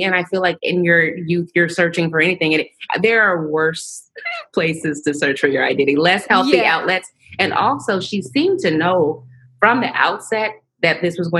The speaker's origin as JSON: {"language": "English", "region": "the South", "country": "United States", "said": "Yes, I'm from the South."}